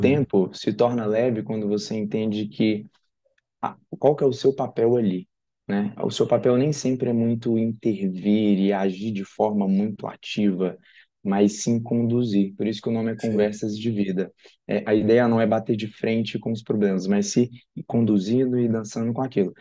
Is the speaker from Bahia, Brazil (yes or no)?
no; Tocantins, Brazil; moved away as an adult; also born or lived in Uberaba, Minas Gerais; now in São Paulo, Brazil; Atualmente eu moro aqui em São Paulo, mas eu sou do Tocantins.